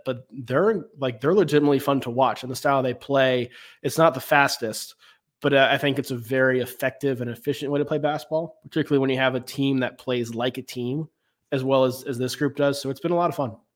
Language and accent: English; Raleigh, North Carolina, United States; I grew up in Raleigh, in the Raleigh area.